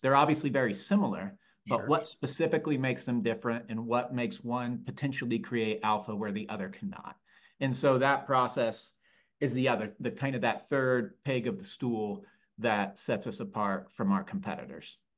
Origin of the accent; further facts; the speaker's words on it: Lafayette, Indiana, United States; moved away as an adult; also born or lived in Chicago; born and raised in Lafayette, Indiana, and spent more or less the first 22 years of my life there